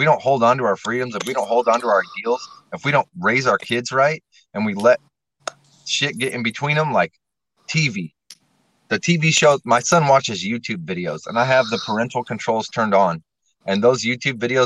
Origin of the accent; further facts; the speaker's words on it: Nebraska, United States; the Carpenters Union in my hometown in Nebraska